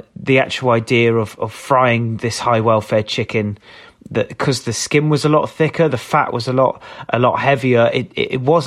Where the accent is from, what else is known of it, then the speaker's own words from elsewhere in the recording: Somerset, South West England, United Kingdom; moved away as an adult; also born or lived in London; I grew up in Somerset, moved away quite quick when I was 18